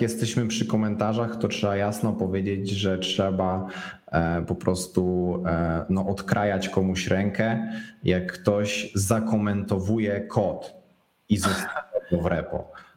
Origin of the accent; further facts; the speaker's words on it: Szczecin, West Pomeranian Voivodeship, Poland; ze Szczecina, bo jestem ze Szczecina